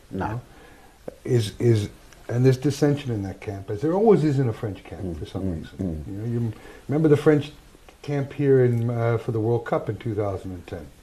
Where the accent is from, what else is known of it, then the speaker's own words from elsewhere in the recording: Wales, United Kingdom; and then, as a Welshman, um, Wales versus France.